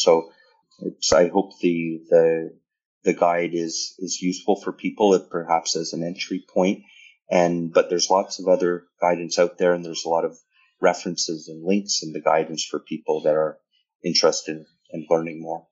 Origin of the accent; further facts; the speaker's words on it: Canada; as a Canadian